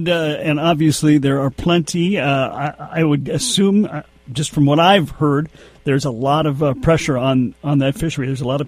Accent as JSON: {"language": "English", "town": "Red Lake Falls", "region": "Minnesota", "country": "United States", "tie": "born or raised there", "lives_now": "Bemidji, United States", "said": "I grew up in Red Lake Falls, not that far from the Red River"}